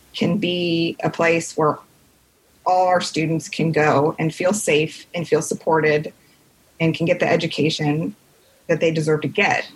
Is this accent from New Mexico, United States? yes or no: no; Carmel, Indiana, United States; also born or lived in Washington, D.C.; I grew up in Carmel, Indiana